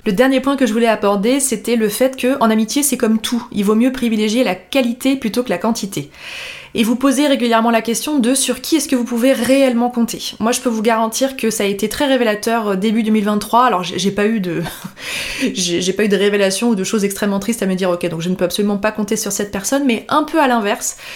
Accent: Annecy, Auvergne-Rhône-Alpes, France; moved away as an adult; also born or lived in Lyon; moi je venais d'Annecy et on s'est retrouvés à Lyon

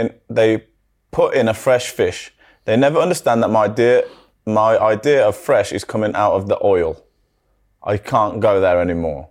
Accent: United Kingdom; we're so British

